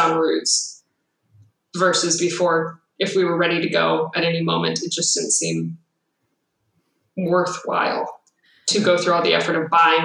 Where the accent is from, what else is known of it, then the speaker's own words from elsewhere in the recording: Minnesota, United States; moved away as an adult; now in Houston, United States; I'm originally from Minnesota